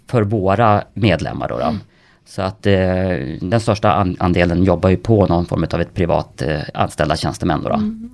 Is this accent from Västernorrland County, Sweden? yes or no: yes; Kramfors, Västernorrland County, Sweden; Kramfors där jag kommer ifrån